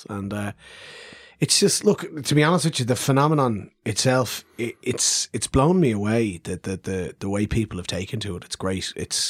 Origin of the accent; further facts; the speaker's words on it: Dublin, Leinster, Ireland; people who speak Irish all the time, and I'm from Dublin, Oscar's from Dublin. We're not from the Gaeltacht.